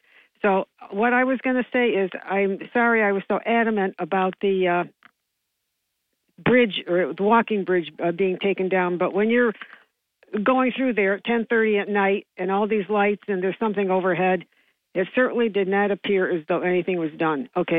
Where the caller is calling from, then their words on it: New York, United States; This is … from JC.